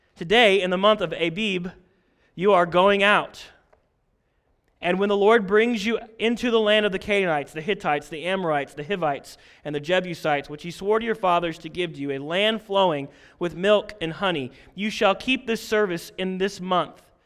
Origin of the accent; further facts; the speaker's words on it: Posey County, Indiana, United States; I had the privilege of growing up in Posey County